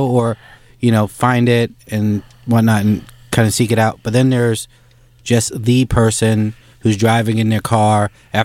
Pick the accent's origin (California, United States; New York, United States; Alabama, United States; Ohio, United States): New York, United States; I'm a New Yorker